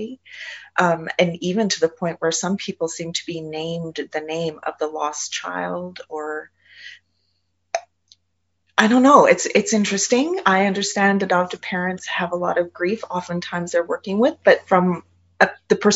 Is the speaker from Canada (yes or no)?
yes; Canada; I'm Canadian